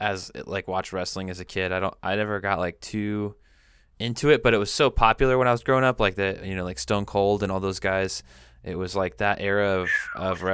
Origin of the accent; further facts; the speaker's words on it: Pacific Northwest, United States; I'm from the Pacific that's, Northwest